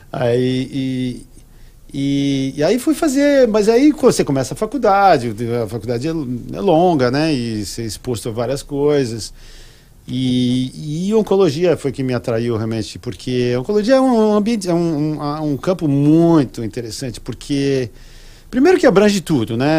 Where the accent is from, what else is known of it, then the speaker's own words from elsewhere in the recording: São Paulo, Brazil; cresci em São Paulo, e, e, e na capital